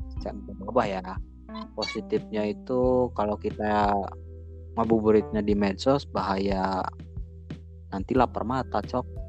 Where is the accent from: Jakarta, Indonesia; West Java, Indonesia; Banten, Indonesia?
West Java, Indonesia; Salawana; di kampung saya, di Salawana